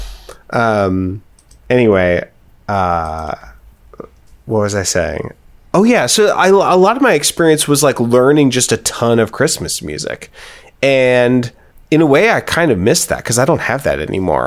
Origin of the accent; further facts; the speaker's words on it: Hillsboro, United States; I came from Hillsboro, which is technically mostly white